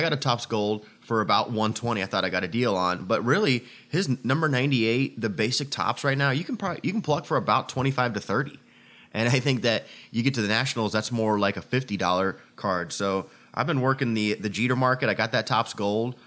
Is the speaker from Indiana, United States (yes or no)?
yes; Indiana, United States; moved away; my hometown here as we're in town for the meet in Indiana